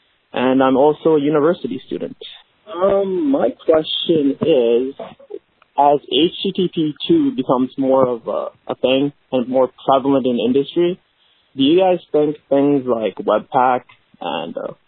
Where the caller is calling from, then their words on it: Vancouver, British Columbia, Canada; I'm calling from Vancouver, Canada